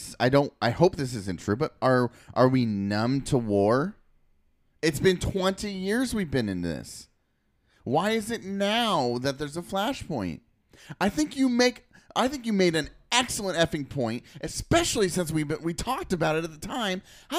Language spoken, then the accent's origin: English; United States